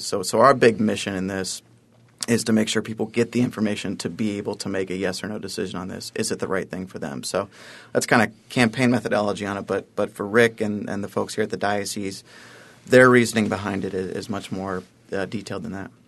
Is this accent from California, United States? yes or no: no; Columbus, Ohio, United States; moved away as an adult; now in Buffalo, United States; Columbus, Ohio, uh, originally, but, uh, for the last almost two years of my life, Buffalo's been home